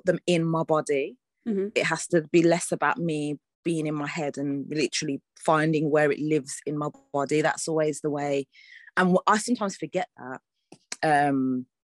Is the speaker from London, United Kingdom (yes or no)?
no; Birmingham, West Midlands, United Kingdom; I am Brummie through and through. So, yeah, the community network there in terms of the arts is, like, it's a proper lifeline for a lot of people. And yeah, like, there were so many opportunities for me as a young person